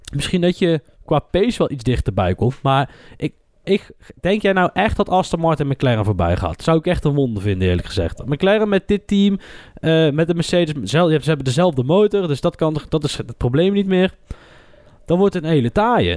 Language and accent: Dutch; Netherlands; wij zijn Nederlanders